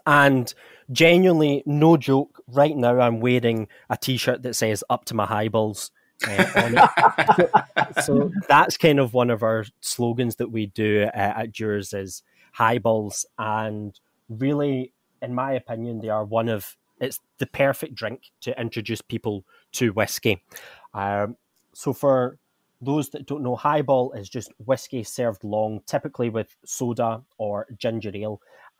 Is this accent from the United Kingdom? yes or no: yes; Scotland, United Kingdom; now in India; I'm from Scotland, where, let's just say, it's not very warm.